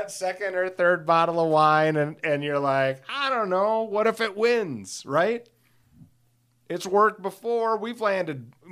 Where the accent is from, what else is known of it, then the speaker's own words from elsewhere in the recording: Alcester, West Midlands, United Kingdom; I rode them sometimes in high school because I grew up in a in Alcester, which is you know tiny